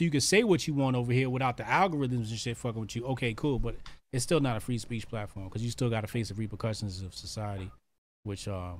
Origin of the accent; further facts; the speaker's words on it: Arkansas, United States; I'm from Arkansas. Ain't no Ukrainians never called me cracker.